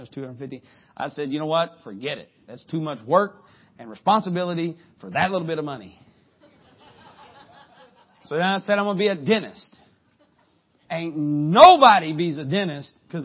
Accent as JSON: {"language": "English", "town": "Harlan", "region": "Kentucky", "country": "United States", "said": "I'm from Harlan, Kentucky"}